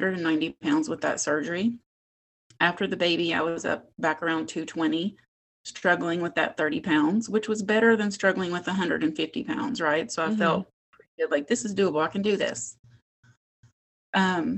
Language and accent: English; West Virginia, United States; moved away as an adult; now in Las Vegas, United States; I grew up in West Virginia, born and raised, but have now lived in Las Vegas for about 25 years.